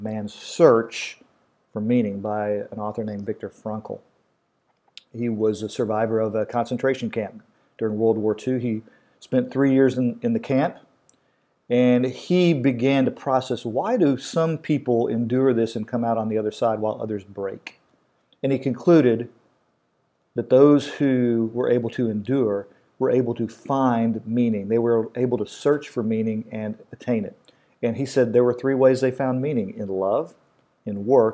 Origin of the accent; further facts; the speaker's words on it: Kentucky, United States; I'm from Kentucky